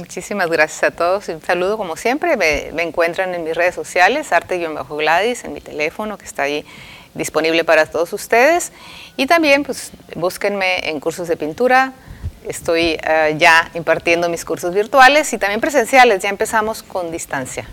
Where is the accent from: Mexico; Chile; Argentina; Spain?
Mexico